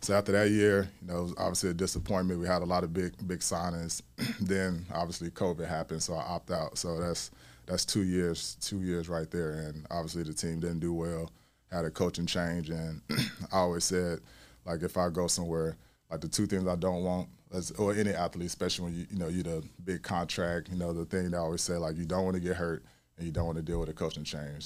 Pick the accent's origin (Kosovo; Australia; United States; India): United States; Mobile, Alabama; moved away; also born or lived in Chicago, Illinois; I'm from Mobile, Alabama, um, born and raised